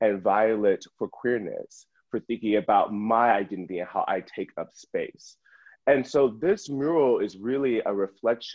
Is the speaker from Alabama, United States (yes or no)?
yes; Alabama, United States; now in Brooklyn, United States; I'm originally from Sill, Alabama, and I grew up in the South